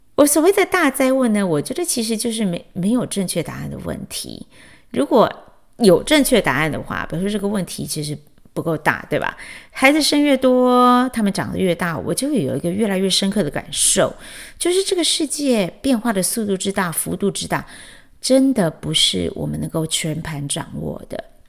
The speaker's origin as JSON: {"language": "Chinese", "town": "Chiayi", "country": "Taiwan", "tie": "born or raised there", "also_born_or_lived": "Taipei, Taiwan / Washington D.C. area, United States", "moved": "as an adult", "lives_now": "Washington D.C., United States", "said": "但是我心目中的故乡是我长到十八岁才离开的嘉义这样"}